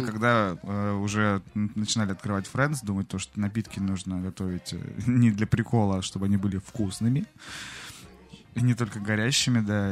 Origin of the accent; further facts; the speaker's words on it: Novosibirsk, Novosibirsk Oblast, Russia; moved away; я из Новосибирска, у нас со снегом все в порядке